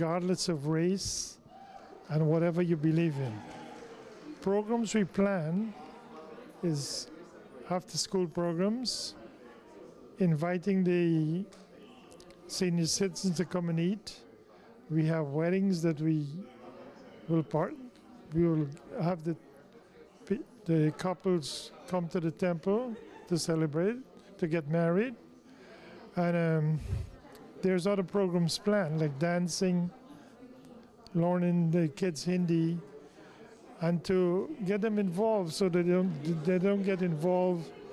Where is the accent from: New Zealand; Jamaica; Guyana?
Guyana; Success, Demerara-Mahaica; moved away as an adult; also born or lived in England; now in United States; I was born in Success, East Coast Demerara, Guyana. I went to school in Cummings Lodge.